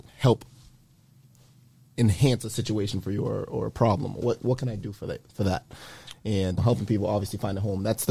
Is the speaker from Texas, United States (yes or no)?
no; Boston, Massachusetts, United States; moved away as an adult; now in Taunton, United States; I'm originally from Boston. I live in Taunton now